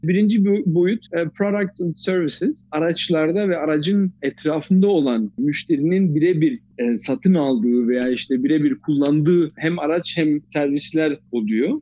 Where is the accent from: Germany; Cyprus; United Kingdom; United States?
Germany; Dortmund, North Rhine-Westphalia; moved away as an adult; also born or lived in Fatsa, Ordu (ancestry); now in Stuttgart, Germany; Doğuma büyüme Dortmund, Almanya'nın Dortmund şehrinde doğduk, büyüdük